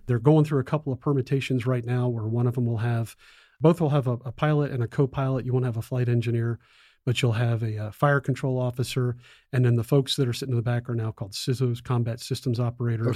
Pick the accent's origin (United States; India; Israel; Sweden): United States; South Florida; moved away as an adult; also born or lived in Bitburg Air Base, Germany; I grew up in South Florida